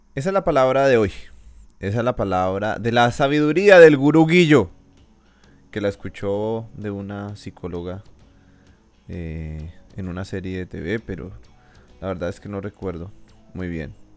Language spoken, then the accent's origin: Spanish; Colombia; mi país